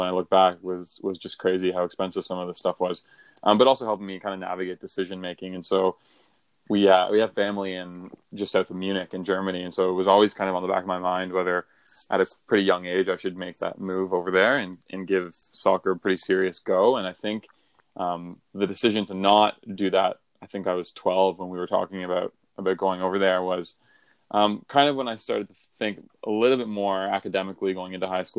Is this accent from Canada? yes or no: yes; Brockville, Ontario, Canada; now in Toronto, Canada; I grew up in Brockville